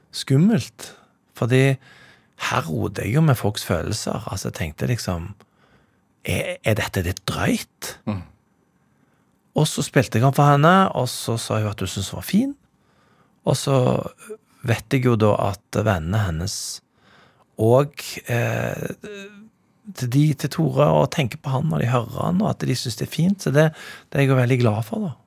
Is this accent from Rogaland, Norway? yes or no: yes; Stavanger, Rogaland, Norway; now in Bergen, Norway; jeg er oppvokst i Stavanger